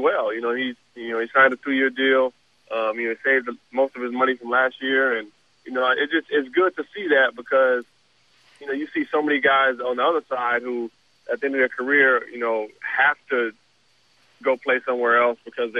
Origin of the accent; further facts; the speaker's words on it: Southern California, United States; growing up in Southern California